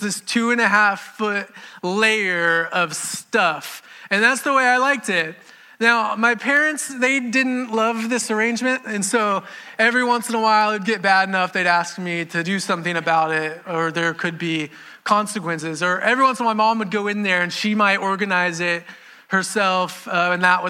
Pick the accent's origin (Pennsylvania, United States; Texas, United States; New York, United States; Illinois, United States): Texas, United States; Houston; also born or lived in Beaumont, Texas / Katy, Texas; I've lived in Houston most of my life. I was born in Beaumont, Texas, but we moved here when I was two